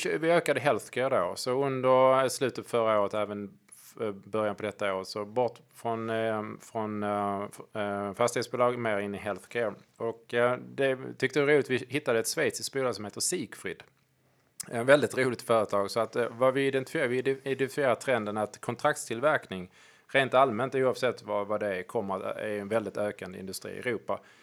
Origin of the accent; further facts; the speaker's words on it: Hörby, Skåne, Sweden; Hörby, där jag kommer från byn